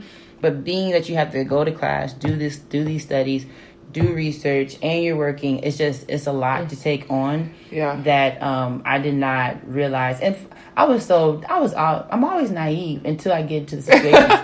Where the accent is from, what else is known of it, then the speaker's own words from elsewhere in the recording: Dallas, Texas, United States; I grew up in Dallas, Texas